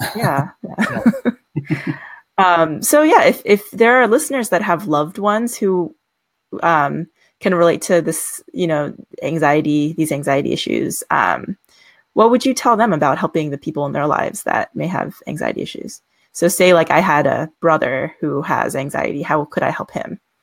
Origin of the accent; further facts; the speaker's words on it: United States; we both happen to be Asian American